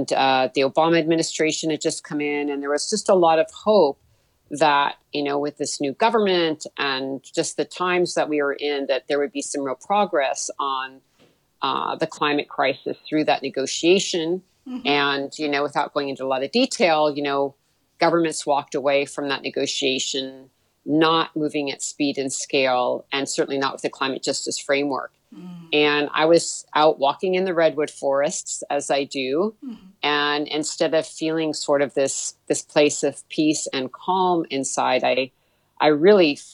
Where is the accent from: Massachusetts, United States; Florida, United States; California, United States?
California, United States; Mendocino; the area where I grew up was in Mendocino County, in the town of Mendocino on the coast of California